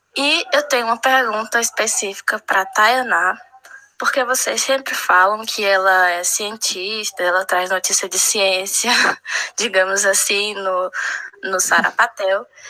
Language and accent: Portuguese; Fortaleza, Ceará, Brazil; moved away as an adult; also born or lived in England; now in Ribeirão Preto, Brazil; eu sou de Fortaleza